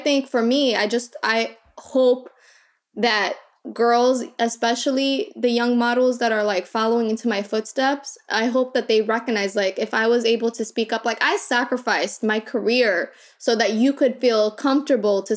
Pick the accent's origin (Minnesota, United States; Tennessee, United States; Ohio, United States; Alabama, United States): Minnesota, United States; also born or lived in Kakuma refugee camp, Kenya; I came from Minnesota